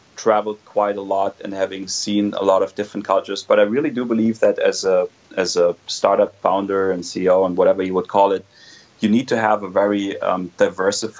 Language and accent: English; Germany; moved away; I grew up in Germany.